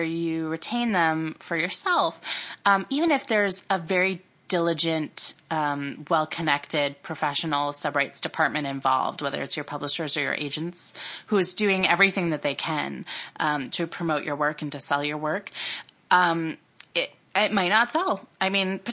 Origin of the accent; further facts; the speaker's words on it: Peabody, Massachusetts, United States; moved away; I grew up in Massachusetts in the suburbs of Boston, and I grew up in a town called Peabody